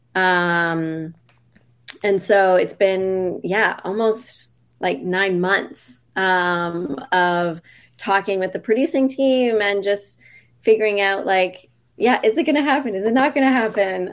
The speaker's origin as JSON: {"language": "English", "country": "Canada", "tie": "born or raised there", "said": "I grew up in Canada"}